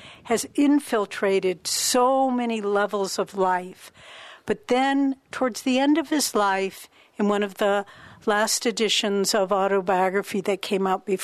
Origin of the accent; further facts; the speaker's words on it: St. Louis, Missouri, United States; I was born in St. Louis, Missouri